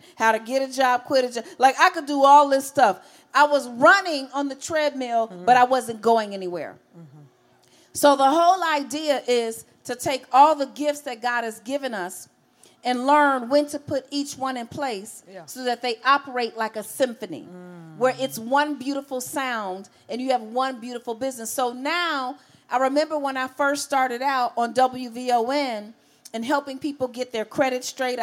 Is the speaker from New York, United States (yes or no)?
no; Chicago, Illinois, United States; growing up in Chicago.